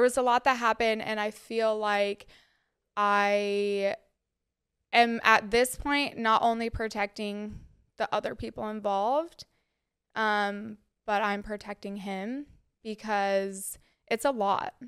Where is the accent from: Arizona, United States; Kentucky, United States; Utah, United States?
Utah, United States; Cottonwood Heights; moved away as an adult; now in New York City, United States; I am from Utah